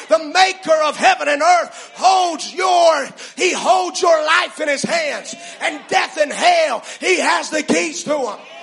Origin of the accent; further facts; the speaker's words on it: United States; our rights as citizens of the American nation